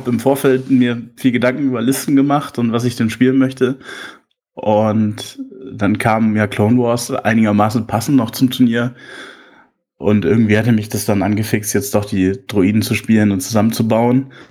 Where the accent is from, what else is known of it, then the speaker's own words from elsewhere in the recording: Lower Saxony, Germany; ich komme aus dem Landkreis Cuxhaven.